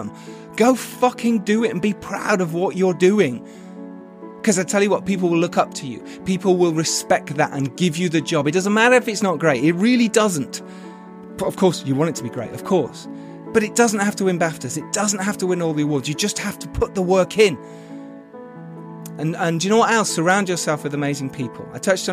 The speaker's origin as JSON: {"language": "English", "country": "United Kingdom", "said": "in the UK, my home country"}